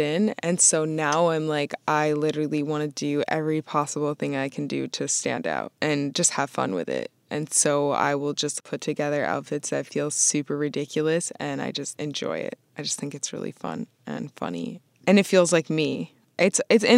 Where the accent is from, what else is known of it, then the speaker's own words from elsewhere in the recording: Vermont, United States; moved away as an adult; also born or lived in Boston; I grew up in Vermont and I was raised by like my white side of my family